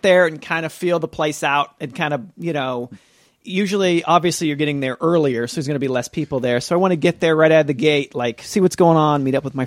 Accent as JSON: {"language": "English", "region": "Nebraska", "country": "United States", "said": "I'm from Nebraska"}